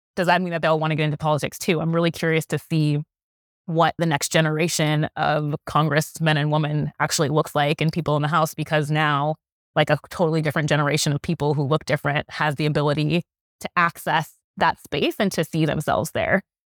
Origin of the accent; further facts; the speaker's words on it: New York City, New York, United States; I'm from New York City